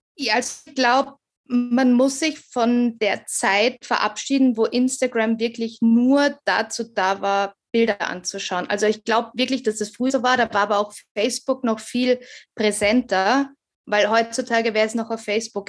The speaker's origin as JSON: {"language": "German", "town": "Graz", "region": "Styria", "country": "Austria", "said": "ich komme aus Graz"}